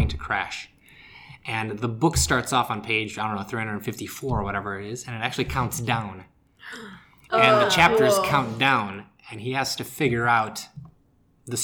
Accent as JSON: {"language": "English", "town": "Chicago", "region": "Illinois", "country": "United States", "tie": "born or raised there", "said": "I'm from Chicago. I grew up watching the Fire"}